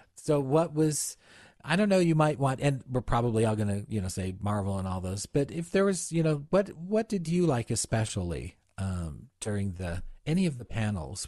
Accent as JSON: {"language": "English", "country": "United States", "said": "I am American"}